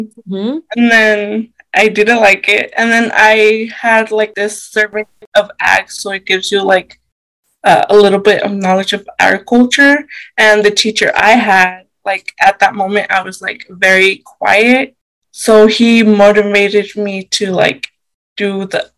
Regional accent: Idaho Falls, Idaho, United States; I was born in Idaho Falls

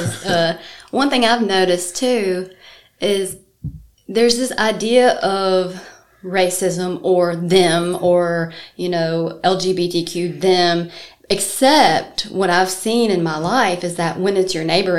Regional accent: South Mississippi, United States; moved away as an adult; now in Athens, United States; I grew up in South Mississippi, and I just moved to Athens about a year and a half ago

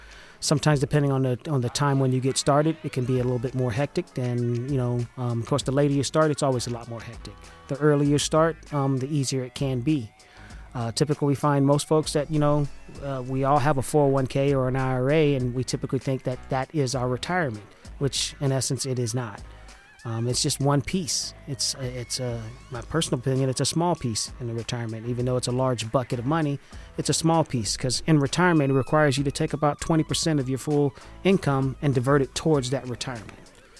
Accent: Valdosta, Georgia, United States; I'm from a small country town called Valdosta. It's right there on the Florida-Georgia border.

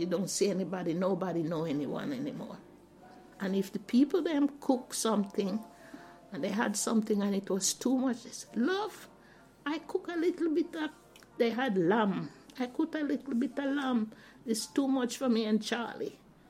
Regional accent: Jamaica; now in Southampton, United Kingdom; I said I'm a Jamaican. I wear, I talk, the clothes I wear, and the store I go in to buy things.

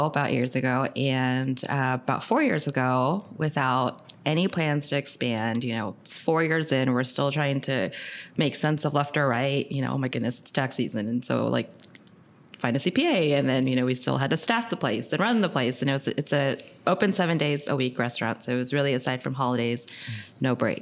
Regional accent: Orange County, California, United States; So born and raised in Orange County, been here all my life

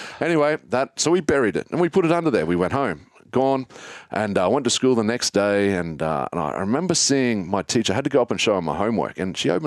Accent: Australia; I grew up in the Tablelands

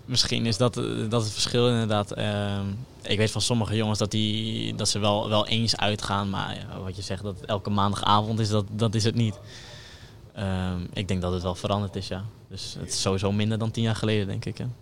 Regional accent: Delfzijl, Groningen, Netherlands; ik kom uit Delcel

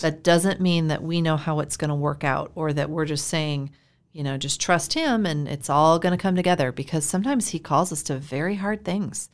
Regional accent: Iowa, United States; moved away as an adult; also born or lived in Florida; I'm from Iowa.

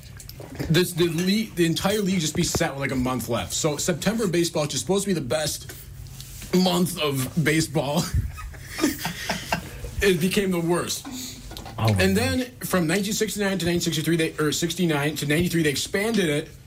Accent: Hartford, Wisconsin, United States; I was home last weekend in my hometown of Hartford, Wisconsin, which I love very much

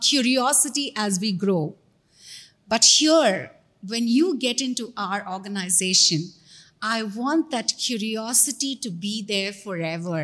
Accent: Hyderabad, Telangana, India; my state, Andhra Pradesh, because I hail from Hyderabad

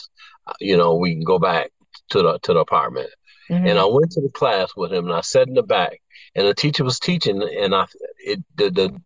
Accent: Chicago, Illinois, United States; I grew up in North Lawndale, and I was one of those kids just out here in the street

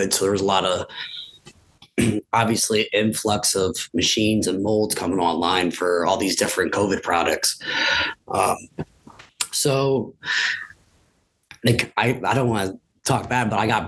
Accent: Williamsport, Pennsylvania, United States; come back to my hometown and my alma mater

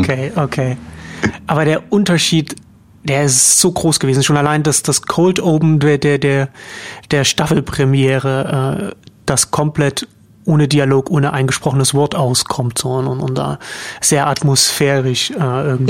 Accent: Germany; als Deutscher

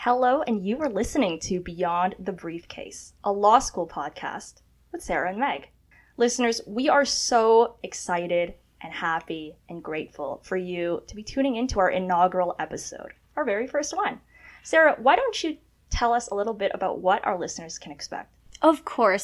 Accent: Toronto, Ontario, Canada; also born or lived in China / Scarborough / York Region; I was born in China, and my family, we immigrated to Canada um, very early, 99. Uh, we settled in Scarborough. We um, uh, settled in the Greater Toronto Area, went to school in York Region

